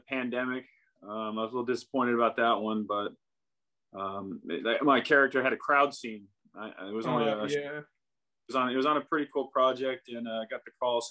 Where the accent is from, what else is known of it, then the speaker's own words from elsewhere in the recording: Seattle, Washington, United States; moved away as an adult; I'm from Seattle